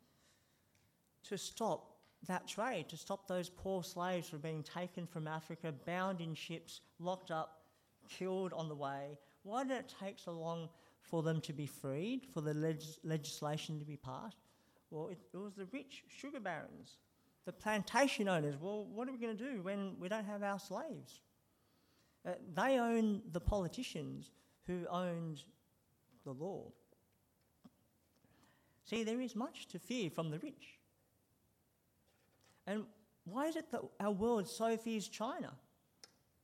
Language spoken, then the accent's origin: English; Sydney, New South Wales, Australia; when I was growing up in Sydney